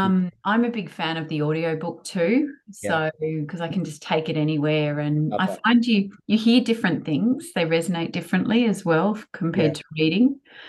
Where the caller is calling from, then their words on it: Sydney, New South Wales, Australia; I'm phoning in from Sydney.